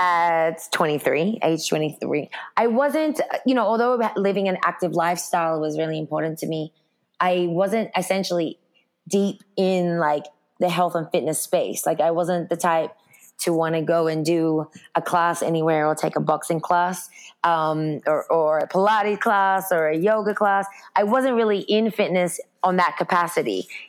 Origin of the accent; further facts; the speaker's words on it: Sydney, New South Wales, Australia; also born or lived in Brooklyn; now in California, United States; But I grew up in Sydney, Australia, so I definitely consider myself an Aussie.